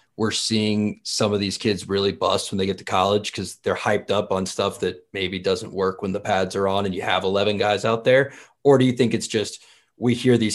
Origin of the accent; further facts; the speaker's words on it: Tallahassee, Florida, United States; I actually played roller hockey growing up in Tallahassee